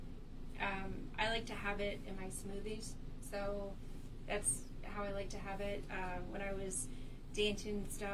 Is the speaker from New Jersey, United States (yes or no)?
no; Michigan, United States; moved away; I'm from Michigan